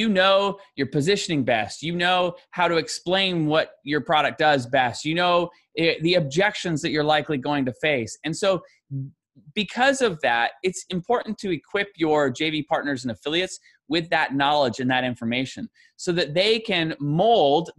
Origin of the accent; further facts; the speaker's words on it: Canada; as a Canadian